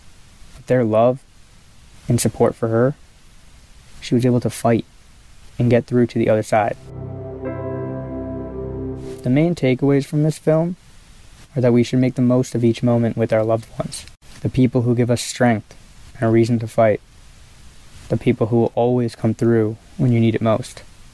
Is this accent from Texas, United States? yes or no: no; Clarks Summit, Pennsylvania, United States; I'm from Clark Summit, Pennsylvania, and I'm on Planet Classroom.